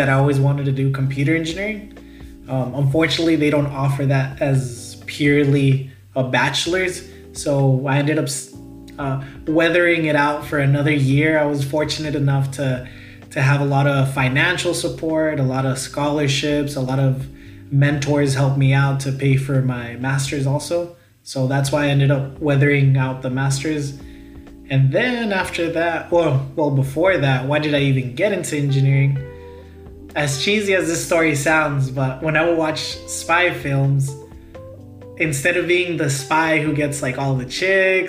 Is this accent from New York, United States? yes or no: no; El Paso, Texas, United States; moved away as an adult; now in Dallas-Fort Worth, United States; Home for me is, it will always be El Paso. As cheesy as it sounds, that's where all my family is